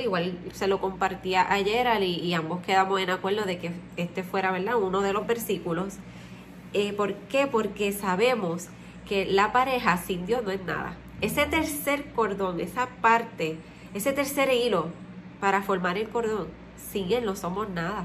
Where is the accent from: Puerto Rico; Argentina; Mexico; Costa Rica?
Puerto Rico; Nosotros somos de Puerto Rico